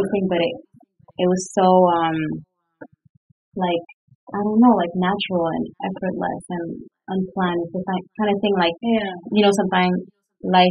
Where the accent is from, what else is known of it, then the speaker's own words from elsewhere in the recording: Quebec City, Quebec, Canada; moved away; I grew up in Quebec City, and Quebec City doesn't have a huge entertainment industry.